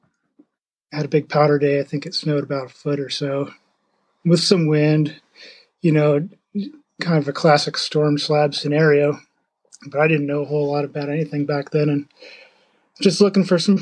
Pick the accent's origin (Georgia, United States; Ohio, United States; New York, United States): New York, United States; upstate; now in Leavenworth, United States; I grew up in the Northeast in upstate New York